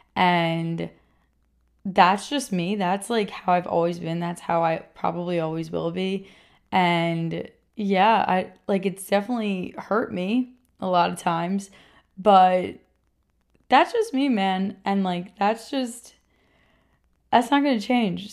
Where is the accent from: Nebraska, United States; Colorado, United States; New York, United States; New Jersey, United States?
New York, United States; Rockland County; also born or lived in Queens, New York; I was born in Queens, and I was raised in Rockland County, New York, which is, like, a suburb just outside New York City.